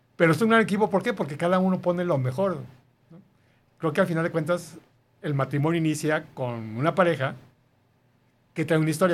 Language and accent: Spanish; Mexico City, Mexico; moved away as an adult; now in Guadalajara, Mexico; Los dos somos de la Ciudad de México